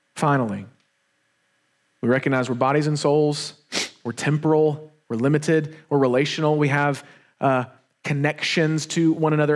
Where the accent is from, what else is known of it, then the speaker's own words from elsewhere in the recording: Wetumpka, Alabama, United States; also born or lived in Montgomery, Alabama; when we were younger, we moved into a, a new house. We moved from Montgomery to Wetumpka